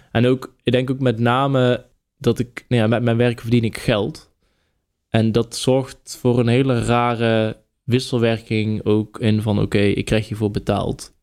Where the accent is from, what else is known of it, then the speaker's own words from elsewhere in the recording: North Brabant, Netherlands; fotograaf, dichter, Brabander